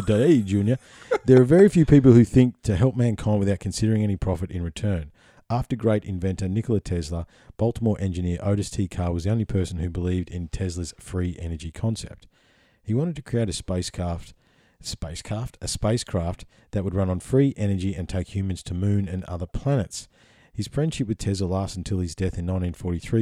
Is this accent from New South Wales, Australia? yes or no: no; Victoria, Australia; if I had to have a home state, Victoria would be my home state.